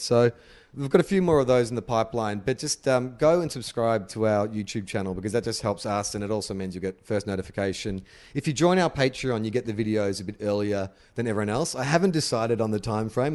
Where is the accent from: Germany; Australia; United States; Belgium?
Australia